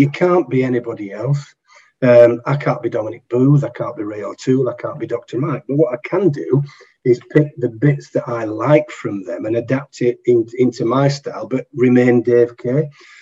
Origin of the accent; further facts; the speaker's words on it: Yorkshire and the Humber, United Kingdom; I'm a Yorkshireman